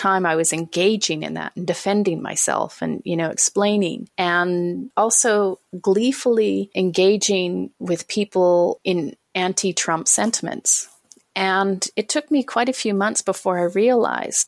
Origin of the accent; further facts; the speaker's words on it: Canada; I'm Canadian. I live in Canada.